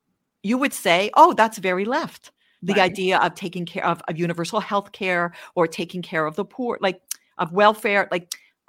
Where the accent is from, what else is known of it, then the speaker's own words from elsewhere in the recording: Washington, District of Columbia, United States; moved away as an adult; now in Israel; You know, like I came from the Washington, D.C. area. We made Aliyah 5 years ago, and I'm in Israel.